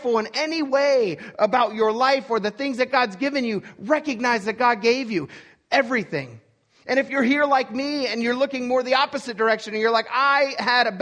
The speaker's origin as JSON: {"language": "English", "region": "Pennsylvania", "country": "United States", "tie": "born or raised there", "said": "I was born in Timbuktu, Pennsylvania, or the fact that I grew up in a poor family"}